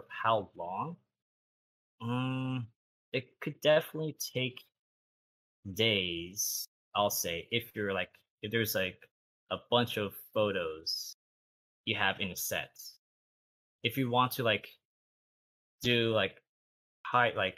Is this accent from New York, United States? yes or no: no; Torrance, California, United States; also born or lived in San Pedro, California; around the third grade, I moved from San Pedro to Torrance.